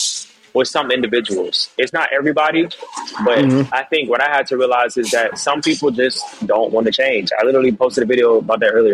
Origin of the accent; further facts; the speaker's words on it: Jamaica; I didn't grow up eating like that, bro. I'm Jamaican, bro. Like, we eating curry chicken, jerk chicken, you know, like, I eat regular food like everybody else.